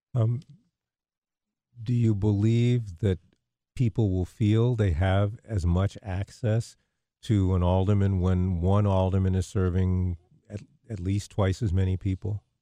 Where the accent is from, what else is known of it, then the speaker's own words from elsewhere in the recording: New York, United States; moved away; I grew up in New York